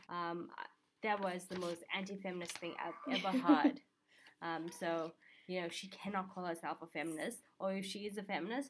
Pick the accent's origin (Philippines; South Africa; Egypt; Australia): South Africa; Yes. And I'm like, what is that supposed to mean?